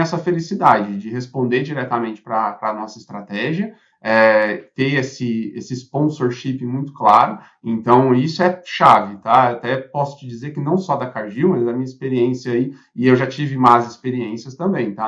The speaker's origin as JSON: {"language": "Portuguese", "country": "Brazil", "said": "como brasileiro"}